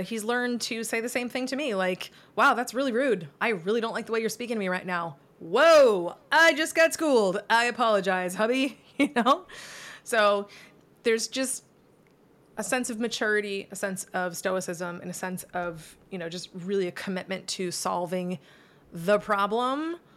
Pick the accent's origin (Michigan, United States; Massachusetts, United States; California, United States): Massachusetts, United States; moved away as an adult; now in Florida, United States; I'm from Massachusetts that's very cold